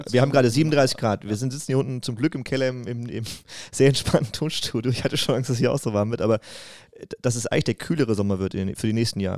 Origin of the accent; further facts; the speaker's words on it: Wiesbaden, Hesse, Germany; ich komme tatsächlich aus Wiesbaden.